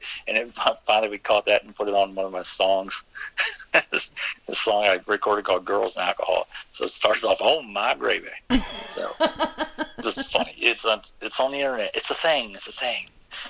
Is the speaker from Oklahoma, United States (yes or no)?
no; Maryland, United States; Oh, in Maryland, we got all kind of different, I guess, you know, it's called dialects, but different phrases.